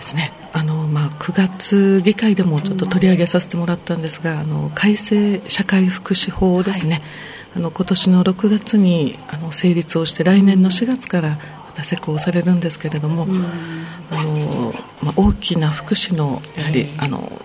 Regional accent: Naha, Okinawa, Japan; 生まれ育った那覇市

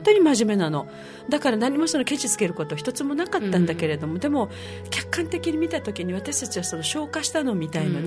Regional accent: Okinawa, Japan; moved away; also born or lived in France; 生まれ育ったところ

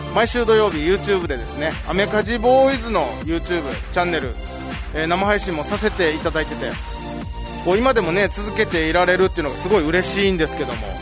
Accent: Ginoza, Okinawa, Japan; moved away as an adult; 僕宜野座出身なんで

